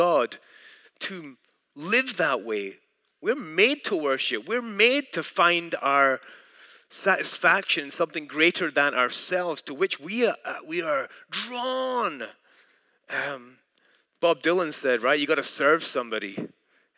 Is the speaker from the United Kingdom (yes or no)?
yes; United Kingdom; moved away; I'm from Britain